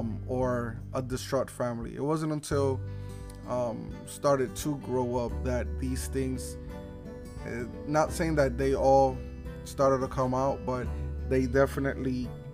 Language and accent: English; Newark, New Jersey, United States; I was raised in Newark. Newark was definitely not the greatest place to have a childhood.